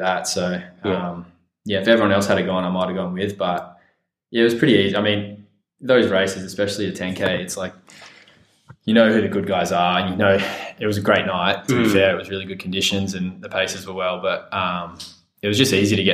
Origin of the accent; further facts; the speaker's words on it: Perth, Western Australia, Australia; also born or lived in Villanova, United States; I grew up in Perth